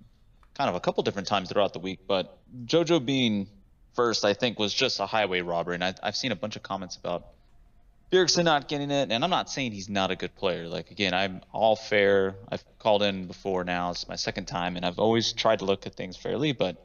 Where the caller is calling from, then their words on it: Austin, Texas, United States; I'm calling from Austin, Texas.